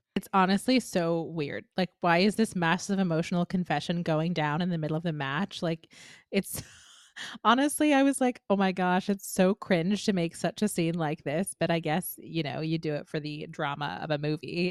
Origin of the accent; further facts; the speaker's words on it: New Jersey, United States; growing up in New Jersey in sort of the early to mid two thousands